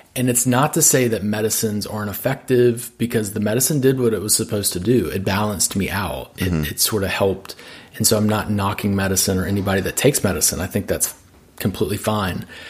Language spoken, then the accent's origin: English; Birmingham, Alabama, United States; now in Nashville, United States; growing up in the South